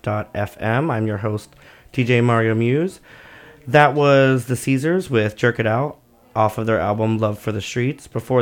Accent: Florida, United States; I grew up in a very rural town in Florida, and which is probably way worse than Indiana.

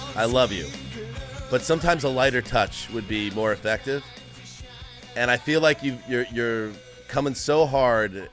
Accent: Northeast, United States; moved away; where I grew up or where we grew up in the Northeast

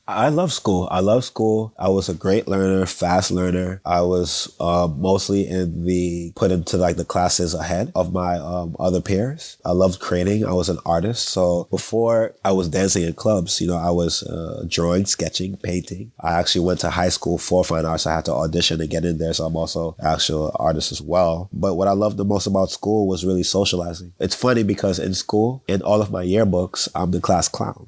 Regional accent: New York City, New York, United States; now in Los Angeles, United States; it's almost impossible not to be engulfed by West Indian culture, being born and raised in New York City

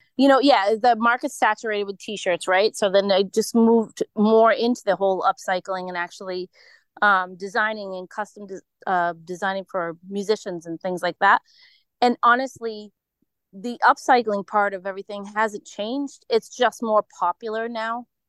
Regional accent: Holliston, Massachusetts, United States; also born or lived in Foxborough, Massachusetts; I'm from a little town outside of Boston, west of Boston

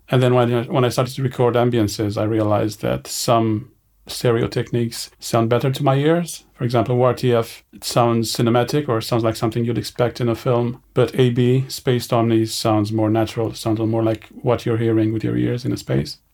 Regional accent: Romania; moved away as an adult; also born or lived in Edinburgh, Scotland; I grew up in Romania, in a small village in the northeastern part of the country.

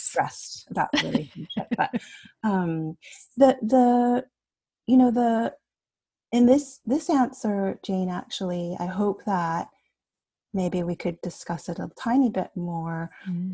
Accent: Canada; my parents are from Taiwan, and I was born here in Canada

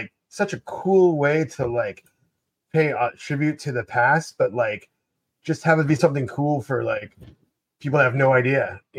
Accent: Ventura County, Southern California, United States; born or raised there; also born or lived in Orange County, California

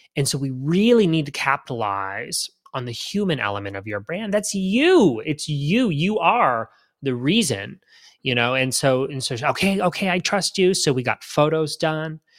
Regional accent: Canada; now in Florida, United States; I grew up in Canada. I'm Canadian still

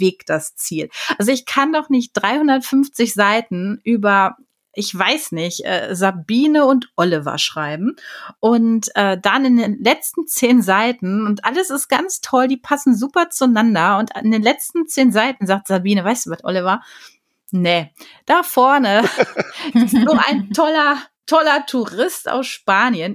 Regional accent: Ruhr area, North Rhine-Westphalia, Germany; ich bin ja ein Pottkind. Also ich bin ja im, im Ruhrgebiet aufgewachsen

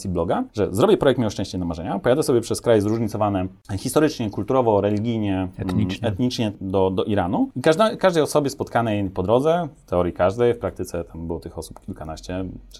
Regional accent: Topolówka, Lublin Voivodeship, Poland; Ja jestem z Topolówki

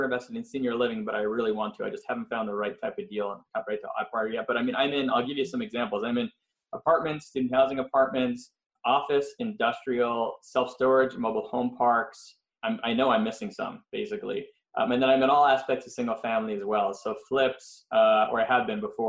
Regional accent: Montreal, Quebec, Canada; moved away as an adult; also born or lived in Philadelphia, United States; now in Los Angeles, United States; I am originally from Montreal, Canada. I moved out to US in 98, so it's been a while now

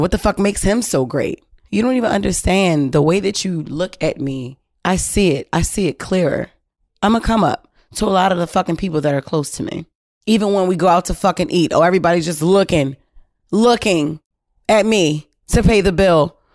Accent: Baltimore, Maryland, United States; We're both from Baltimore City.

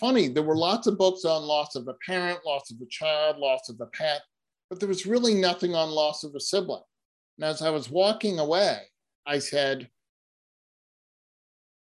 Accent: Boston, Massachusetts, United States; moved away; I'm originally from Boston. I was living in Boston at the time

